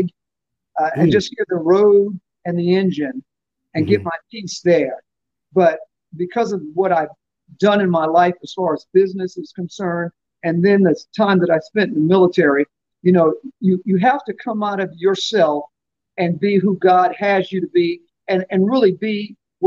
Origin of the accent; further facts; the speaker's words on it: Newport News, Virginia, United States; also born or lived in Fort Campbell, Kentucky; I was born in Fort Campbell, Kentucky. My dad was a soldier in the military, and so we did that thing. But the better part of my life, my formative years, I was in Newport News, Virginia.